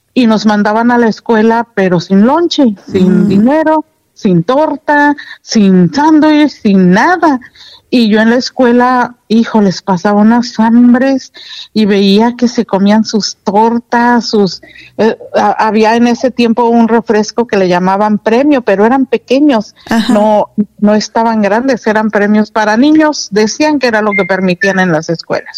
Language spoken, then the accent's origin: Spanish; Paseo del Alto, Guanajuato, Mexico; yo nací en la del Alto Guanajuato, un 7 de enero